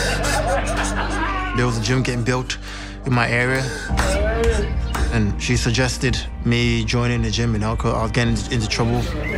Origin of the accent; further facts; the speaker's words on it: Kingston, Jamaica; now in United Kingdom; The area we grew up in Kingston, Jamaica, was a lot of crimes